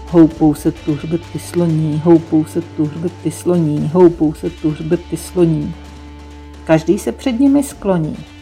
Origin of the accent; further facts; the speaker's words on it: Brno, South Moravian Region, Czechia; first language Czech; Z Brna.